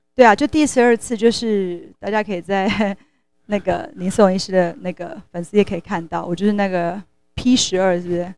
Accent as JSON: {"language": "Chinese", "country": "Taiwan", "said": "我们台湾人很幸福"}